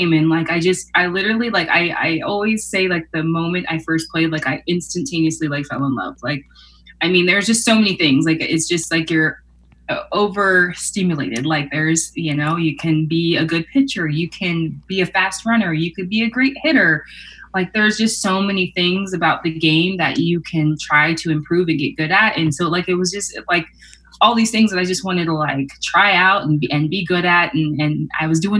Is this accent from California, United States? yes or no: yes; Irvine, California, United States; I grew up in Irvine in SoCal, California